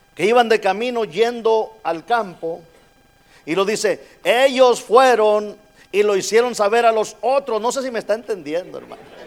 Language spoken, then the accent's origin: Spanish; Monterrey, Nuevo León, Mexico; now in United States; yo soy de Monterrey, México